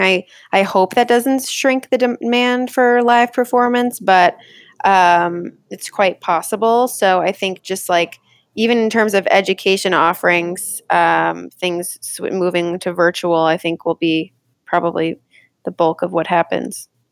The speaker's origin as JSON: {"language": "English", "region": "Connecticut", "country": "United States", "tie": "born or raised there", "also_born_or_lived": "Rochester", "moved": "yes", "said": "growing up in Connecticut, like, I was able to come into the city a bunch"}